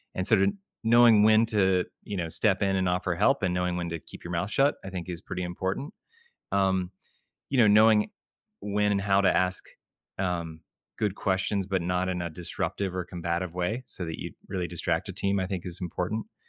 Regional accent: Richmond, Virginia, United States; moved away as an adult; now in Boston, United States; grew up in Richmond, Virginia, um, and, uh, same, you know, same small town in school for my entire life

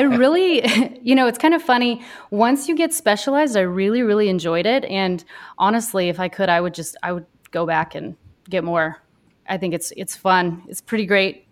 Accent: Dodge City, Kansas, United States; now in Wisconsin, United States; I grew up in Kansas, um, right around Dodge City, Kansas. I grew up on a cattle ranch out there

